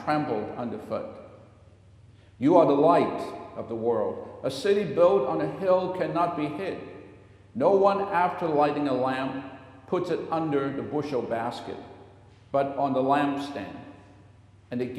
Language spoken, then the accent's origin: English; Hong Kong; now in United States; born and raised in Hong Kong and was a citizen of the United Kingdom for a long time